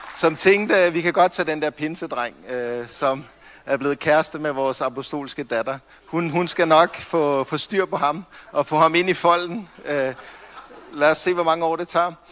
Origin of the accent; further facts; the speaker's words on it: Copenhagen, Capital Region of Denmark, Denmark; nu er jeg fra København